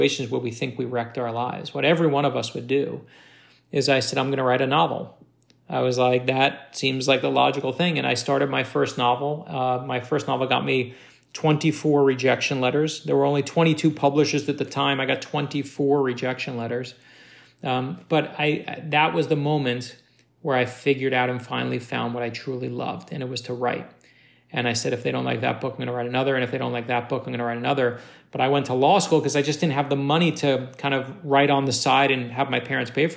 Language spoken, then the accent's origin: English; New York City, New York, United States; moved away; also born or lived in North Miami Beach, Florida / Boston; I grew up in Brooklyn, New York